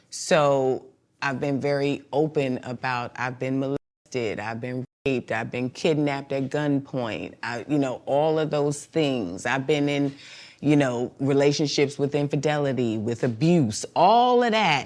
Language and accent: English; Mount Vernon, New York, United States; also born or lived in Bronx, New York; I'm from mon-, money earning Mount Vernon